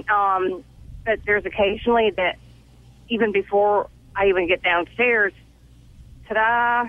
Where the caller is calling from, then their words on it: Raleigh, North Carolina, United States; Raleigh, North Carolina.